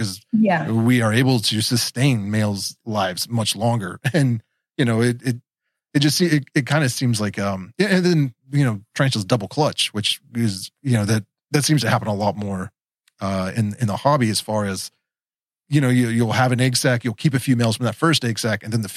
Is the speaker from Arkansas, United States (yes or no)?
no; West Virginia, United States; I am from West Virginia